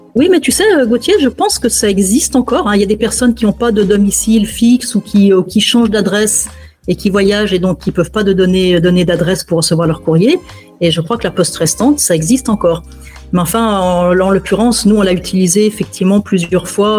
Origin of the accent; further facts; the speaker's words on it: France; moved away as an adult; also born or lived in Ankara; la première fois que je suis sorti de France, c'était quand j'avais 15 ans pour un voyage de classe